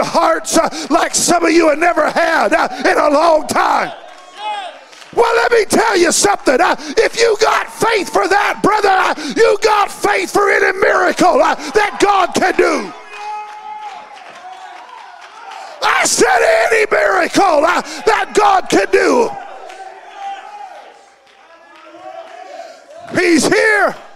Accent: California, United States; also born or lived in Washington, Missouri; I was raised in California

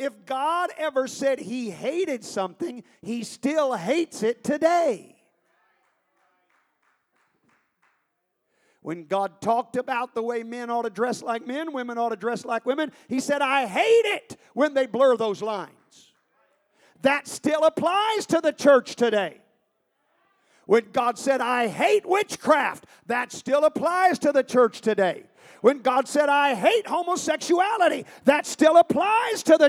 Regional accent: United States; We're the United States of America. This is our nation.

